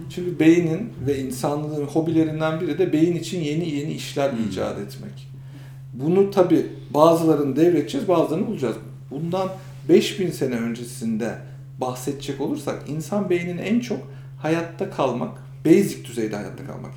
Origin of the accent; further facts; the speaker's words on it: Kırşehir Province, Turkey; now in Istanbul, Turkey; ben de Kırşehirliyim